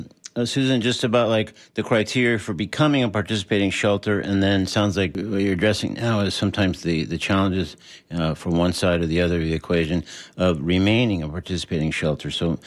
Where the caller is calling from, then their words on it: Florida, United States; I'm talking from Florida.